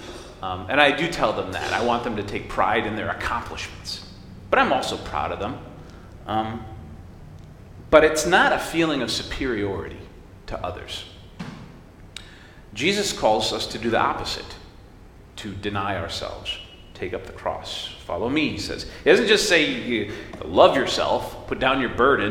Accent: United States; I came out of my mom, and she was an American.

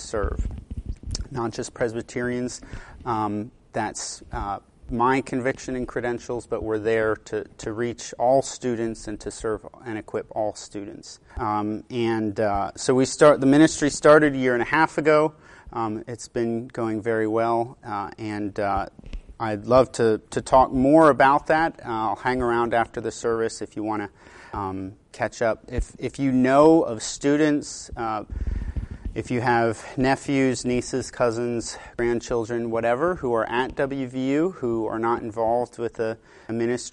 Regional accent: Pennsylvania, United States; moved away as an adult; also born or lived in Alaska / Chicago, Illinois / St. Louis, Missouri; now in West Virginia, United States; I grew up in Pennsylvania

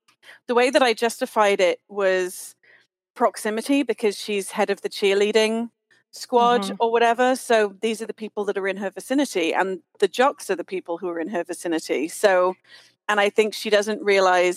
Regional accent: United Kingdom; as a British kid

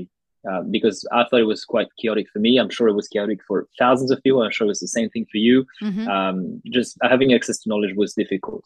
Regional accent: Paris, Île-de-France, France; moved away as an adult; now in Australia; I was born and raised in Paris in France, and I moved to Australia in 2016 to do my studies.

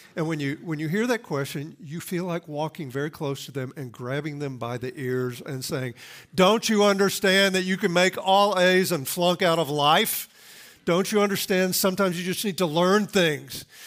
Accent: the Bible Belt, United States; I grew up in the Bible Belt, I mean, right in the buckle of the Bible Belt

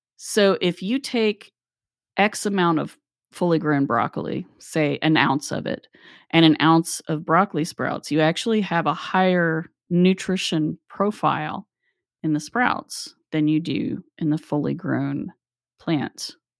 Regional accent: Appalachia, United States; we grew up in Appalachia

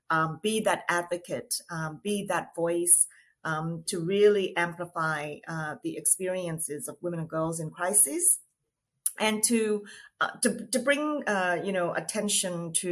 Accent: Australia; now in New York, United States; Um, I am Australian um, in terms of my citizenship, but currently living in New York.

